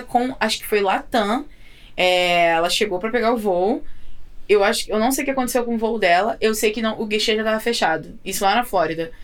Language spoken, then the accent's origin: Portuguese; Belford Roxo, Rio de Janeiro, Brazil; moved away as an adult; now in United States; eu sou de, da Baixada Fluminense, no Rio de Janeiro. Uhum. Sou de Belfor Roxo.